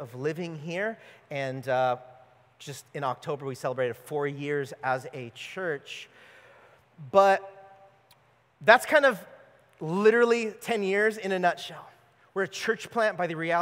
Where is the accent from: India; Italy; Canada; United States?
United States; California; moved away as an adult; We are not from here, if you could tell. We grew up in California